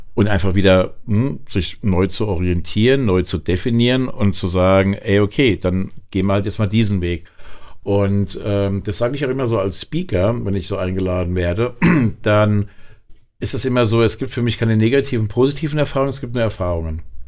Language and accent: German; Aschaffenburg, Bavaria, Germany; moved away as an adult; now in Frankfurt, Germany; Fühle mich auch als Frankfurter, aber gebürtig bin ich Unterfranke in Aschaffenburg